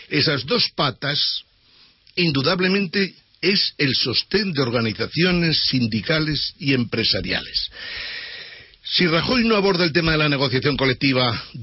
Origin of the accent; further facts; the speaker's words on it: Andalusia, Spain; Porque yo soy andaluz